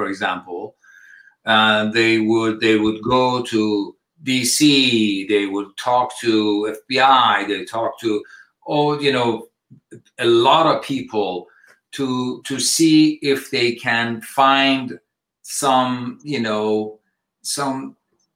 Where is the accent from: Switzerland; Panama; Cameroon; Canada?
Switzerland; also born or lived in Iran; now in United States; I've been away since I was 2 years old, I was in Switzerland and I was schooled and everything